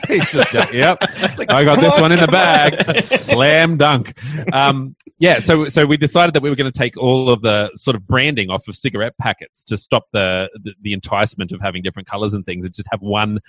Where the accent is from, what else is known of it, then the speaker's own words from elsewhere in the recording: Australia; I'm an Australian.